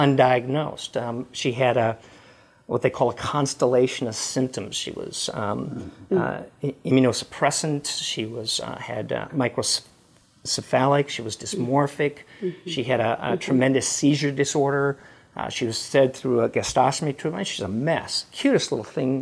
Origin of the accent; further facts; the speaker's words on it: Midwest, United States; also born or lived in Memphis; now in Dallas, United States; I was raised in the Midwest, a blue-collar family, grew up in the Catholic faith